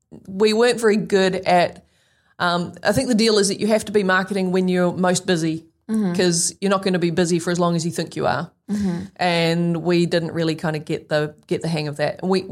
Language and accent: English; New Zealand; New Zealanders are not great at selling ourselves.